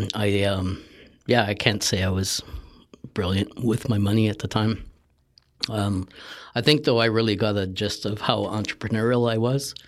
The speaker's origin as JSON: {"language": "English", "town": "Sault Ste. Marie", "region": "Ontario", "country": "Canada", "tie": "born or raised there", "said": "so I grew up in Northern Ontario"}